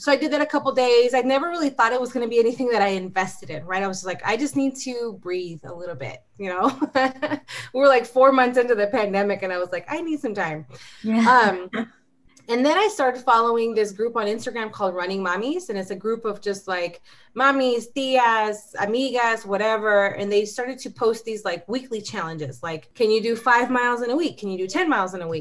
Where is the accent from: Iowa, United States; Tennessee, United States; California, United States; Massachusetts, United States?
California, United States; Southern; moved away as an adult; now in Arizona, United States; I'm new to Arizona, so I'm a California girl. I was born and raised in Southern California, moved to Arizona about 3 years ago